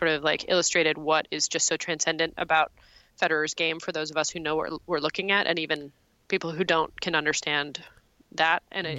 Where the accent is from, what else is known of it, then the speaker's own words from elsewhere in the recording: Montreal, Quebec, Canada; it's not as good as Montreal, my hometown